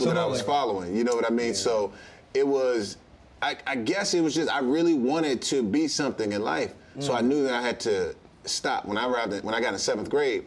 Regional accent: Washington, United States; born or raised there; moved away

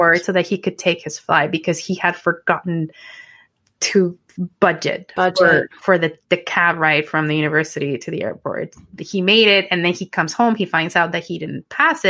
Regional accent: Mexico; English is a second language; moved away as an adult; now in Canada; going back to my hometown just because it's not safe, unfortunately, because it's, again, a border town

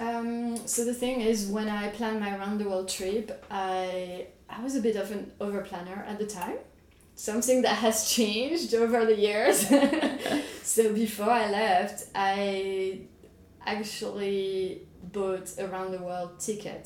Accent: France; moved away as an adult; France, which is my home country

